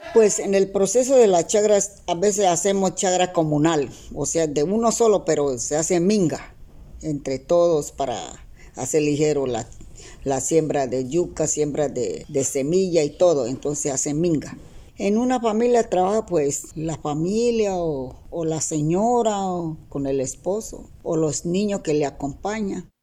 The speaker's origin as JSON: {"language": "Spanish", "town": "La Chorrera", "region": "Amazonas", "country": "Colombia", "said": "Soy de Centro Chorrera"}